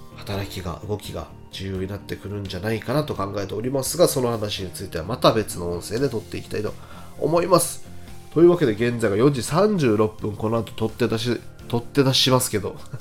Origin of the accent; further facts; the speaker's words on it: Miyakojima, Okinawa, Japan; 僕の実家から車で10分ほど行った下地島っていう地域に下地島空港っていうね空港があるんですよ